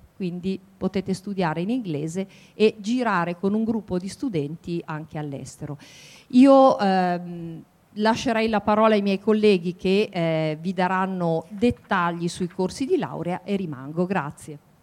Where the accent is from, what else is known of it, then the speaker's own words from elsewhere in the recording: Piedmont, Italy; moved away as an adult; also born or lived in Milan; now in Macerata, Italy; sono piemontese eh, e qui all'Università di Macerata insegno dal 1997